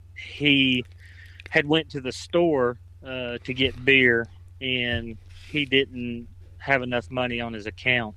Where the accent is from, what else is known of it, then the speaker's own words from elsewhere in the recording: Cleveland County, North Carolina, United States; I grew up in Cleveland County born and raised here